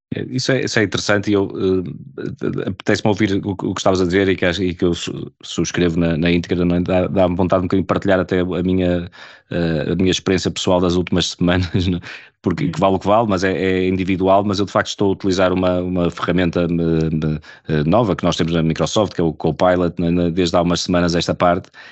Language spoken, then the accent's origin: Portuguese; Portugal; enquanto portugueses